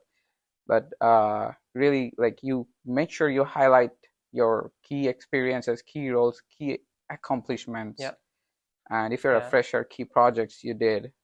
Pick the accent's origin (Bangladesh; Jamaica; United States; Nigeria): Bangladesh; I'm from Bangladesh